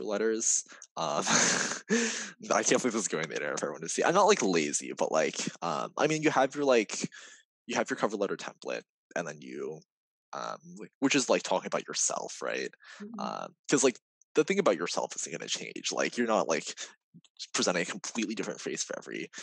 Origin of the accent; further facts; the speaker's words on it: California, United States; now in New York, United States; I'm from California